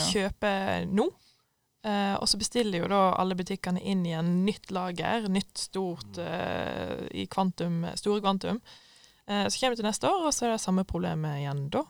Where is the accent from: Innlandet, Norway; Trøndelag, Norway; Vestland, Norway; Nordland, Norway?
Vestland, Norway; Voss; moved away; vi har eh, hjemme på Voss